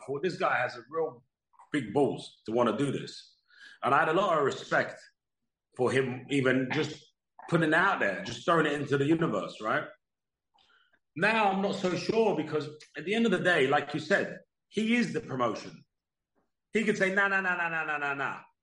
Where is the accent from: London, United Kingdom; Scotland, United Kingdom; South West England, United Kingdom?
London, United Kingdom; my hometown in Wembley, 5 minutes from where I grew up